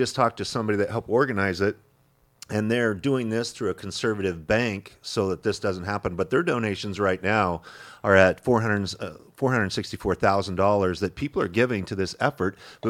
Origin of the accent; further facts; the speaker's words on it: Idaho, United States; moved away; I'm from Idaho